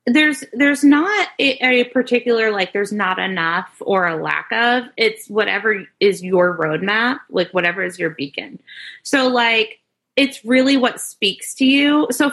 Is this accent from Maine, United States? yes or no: yes; Maine, United States; I grew up in Maine, like gotcha. In a rural community. I wasn't a city girl.